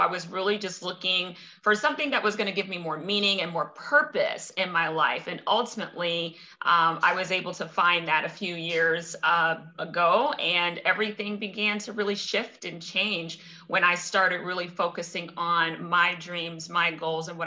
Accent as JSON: {"language": "English", "town": "Cincinnati", "region": "Ohio", "country": "United States", "tie": "born or raised there", "also_born_or_lived": "Minneapolis / St. Paul / Chicago", "moved": "as an adult", "said": "I'm born and raised in Cincinnati"}